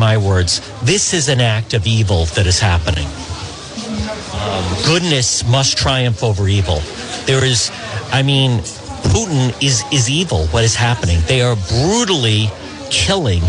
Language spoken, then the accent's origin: English; Rhode Island, United States; I'm from Rhode Island